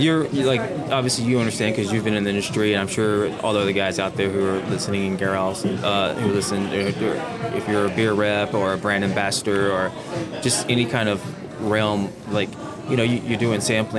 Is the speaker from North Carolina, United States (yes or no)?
no; Fort Worth, Texas, United States; moved away as an adult; also born or lived in Orlando, Florida; now in Houston, United States; I always knew that I was going to come back home to Texas.